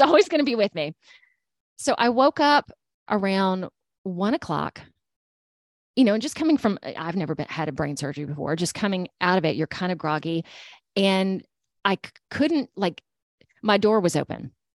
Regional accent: Georgia, United States; moved away as an adult; now in Alabama, United States; I'm from Georgia.

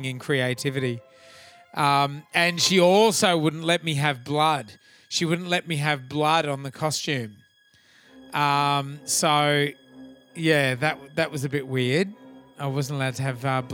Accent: Australia; I grew up on a farm and the whole thought, I guess in kind of regional Australia in the 80s

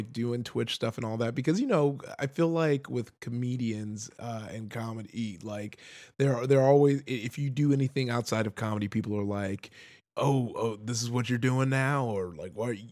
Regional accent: Compton, California, United States; because you know I grew up in Com- uh, Compton

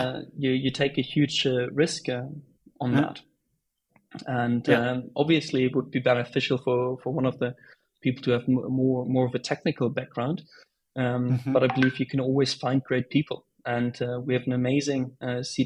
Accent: Bonn, North Rhine-Westphalia, Germany; moved away; I was back at home, my hometown Bonn

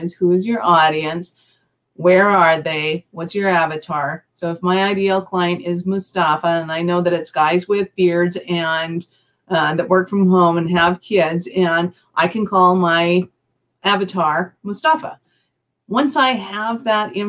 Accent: Canada; I'm Canadian

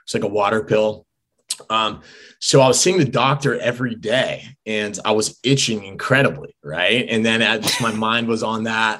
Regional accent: Southern California, United States; I grew up in Southern California

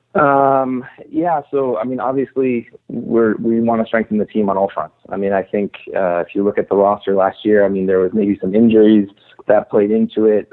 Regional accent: Torrance, California, United States; moved away as an adult; also born or lived in Seattle; I grew up in Torrance, uh, so South Bay is is uh, where I spent most of my life

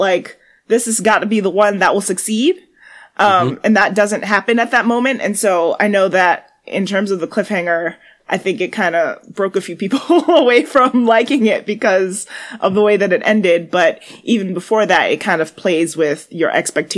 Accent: New York City, New York, United States; I'm a New Yorker

